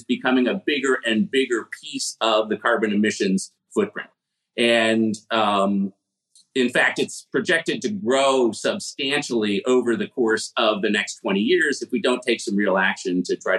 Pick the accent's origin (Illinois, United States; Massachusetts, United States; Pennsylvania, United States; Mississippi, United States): Illinois, United States; Chicago; I grew up in Chicago in the 1970s